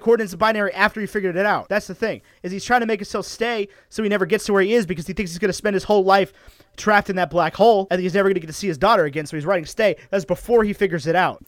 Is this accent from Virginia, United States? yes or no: yes; Roanoke, Virginia, United States; I grew up in Roanoke, Virginia, which is not a place necessarily known for its pizza